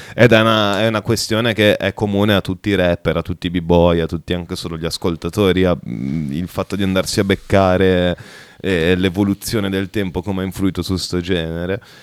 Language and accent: Italian; Bologna, Emilia-Romagna, Italy; siamo di Bologna, mm, più o meno periferici